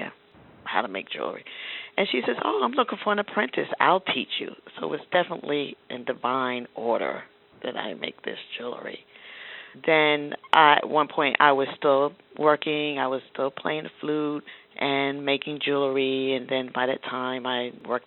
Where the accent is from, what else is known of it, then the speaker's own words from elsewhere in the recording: New York City, New York, United States; I grew up in Queens, and my parents were artists